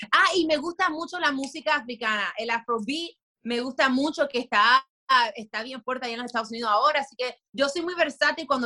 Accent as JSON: {"language": "Spanish", "country": "Dominican Republic", "said": "nos vemos diferentes venimos de diferentes partes, tenemos diferentes visiones, pero todos somos dominicanos, todos somos latinos y eso es lo chévere."}